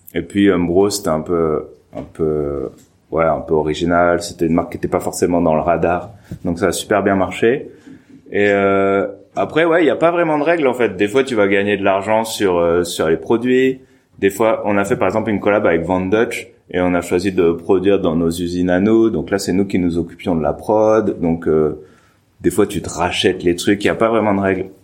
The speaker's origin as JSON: {"language": "French", "region": "Normandy", "country": "France", "said": "je suis de Normandie"}